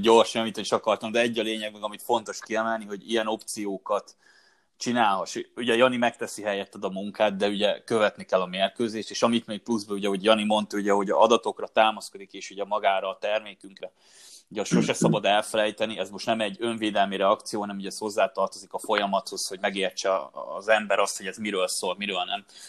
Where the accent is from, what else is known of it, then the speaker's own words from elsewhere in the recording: Hungary; mert magyarok vagyunk